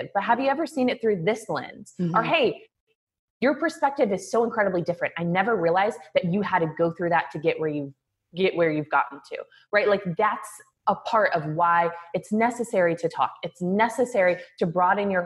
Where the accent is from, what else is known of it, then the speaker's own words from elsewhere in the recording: Kansas City, Missouri, United States; moved away; I grew up in Kansas City, Missouri.